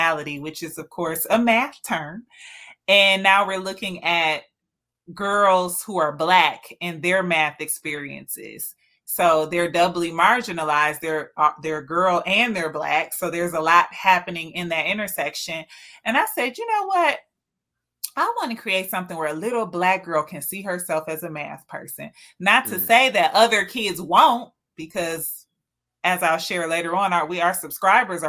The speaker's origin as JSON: {"language": "English", "town": "Detroit", "region": "Michigan", "country": "United States", "tie": "born or raised there", "said": "I was born and raised and live in Detroit."}